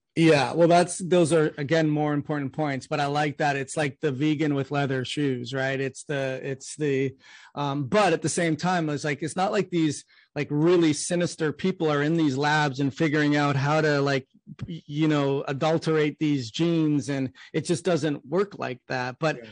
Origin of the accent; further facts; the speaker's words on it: Canada; now in United States; I'm from Canada and I moved to the US